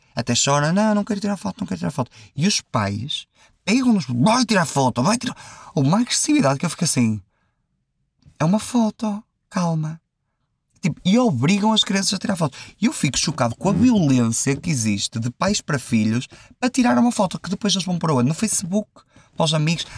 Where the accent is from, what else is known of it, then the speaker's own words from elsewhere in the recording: Santa Maria da Feira, Aveiro District, Portugal; aqui na minha terra, em Santa Maria da Feira